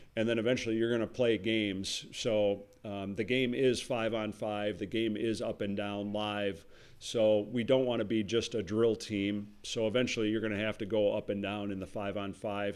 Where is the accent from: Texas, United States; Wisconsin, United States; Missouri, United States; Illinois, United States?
Wisconsin, United States; Wauwatosa; I'm from Wauwatosa, so Gillies on, on Blue Mound